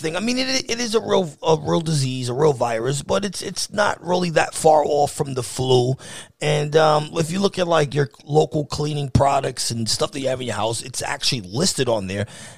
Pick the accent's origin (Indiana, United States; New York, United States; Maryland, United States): New York, United States; moved away as an adult; now in Pennsylvania, United States; I actually live in Pennsylvania, but I'm from New York